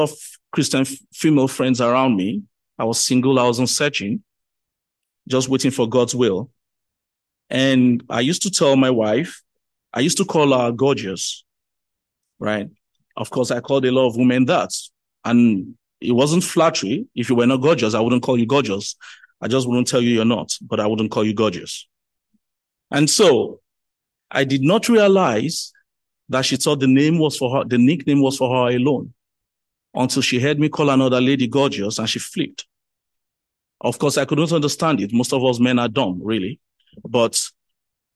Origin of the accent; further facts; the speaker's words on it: Lagos, Nigeria; I was born and bred in Lagos